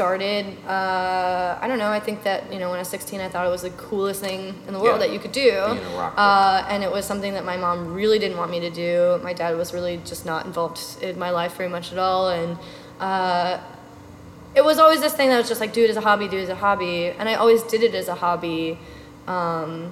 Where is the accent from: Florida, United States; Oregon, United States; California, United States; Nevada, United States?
Oregon, United States; also born or lived in New York; now in Philadelphia, United States; my entire life growing up in Oregon